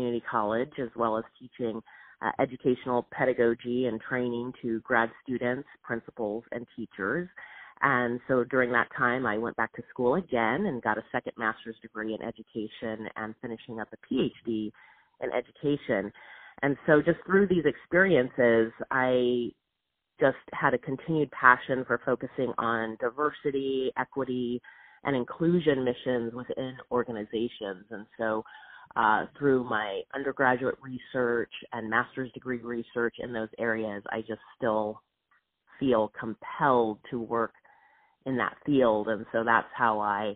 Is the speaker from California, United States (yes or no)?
yes; Southern California, United States; I grew up in Southern California